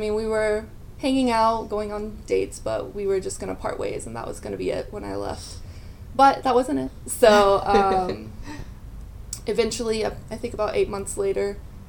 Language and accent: English; North Carolina, United States; moved away as an adult; now in Chile; also from the United States, from North Carolina. And I have been in Chile.